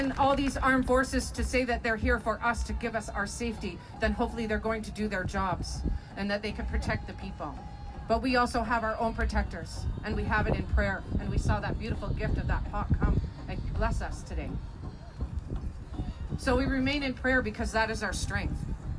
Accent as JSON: {"language": "English", "town": "Alderville First Nation", "region": "Ontario", "country": "Canada", "said": "I'm from Alderville First Nation. I sit with the Bear Clan."}